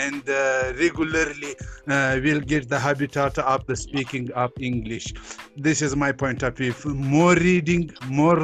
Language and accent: English; Kabul, Afghanistan; English is a second language; I am from Kabul, Afghanistan.